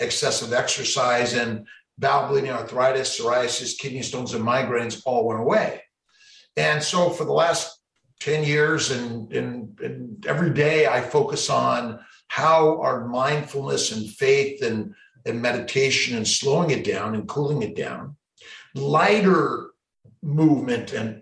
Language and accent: English; Los Angeles, California, United States; now in Syracuse, United States; I'm a kid from Los Angeles, grew up there